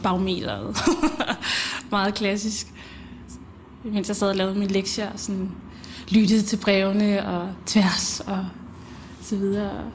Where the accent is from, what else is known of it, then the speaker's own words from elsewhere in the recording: Denmark; also born or lived in Zambia; Jeg kom til Danmark med min mor, da jeg var